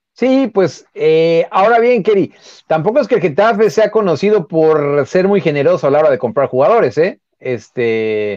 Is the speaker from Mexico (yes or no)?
yes; Mexico; nosotros, como mexicanos